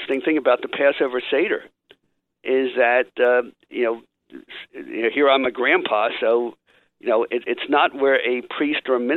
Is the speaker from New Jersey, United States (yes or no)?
yes; Atlantic City, New Jersey, United States; growing up in Atlantic City